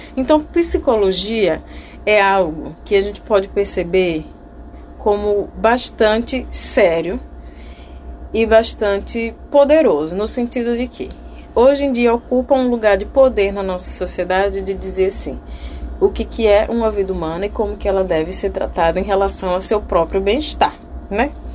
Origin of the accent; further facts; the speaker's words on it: Brazil; also born or lived in Alagoas; nós nascemos no Brasil